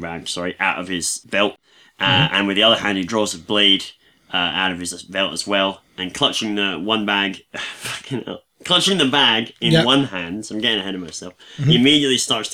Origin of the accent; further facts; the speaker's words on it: Scotland, United Kingdom; I'm Scottish as a deep fried iron brew bar